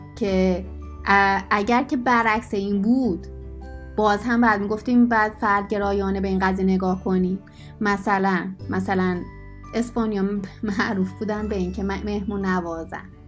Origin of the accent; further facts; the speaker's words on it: Isfahan, Iran; moved away; also born or lived in Tehran; من دهنم رو باز کنم همه میفهمن من اسفانیم